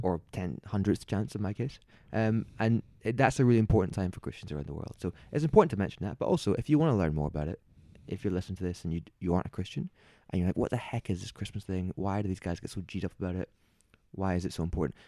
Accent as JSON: {"language": "English", "town": "Glasgow", "region": "Scotland", "country": "United Kingdom", "said": "I'm from Glasgow"}